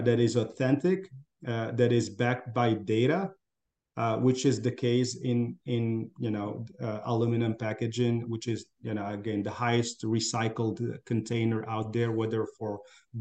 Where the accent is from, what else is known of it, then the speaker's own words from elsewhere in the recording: Morocco; moved away as an adult; also born or lived in France / Africa / Middle East / United States; I'm originally from Morocco. That's where I grew up.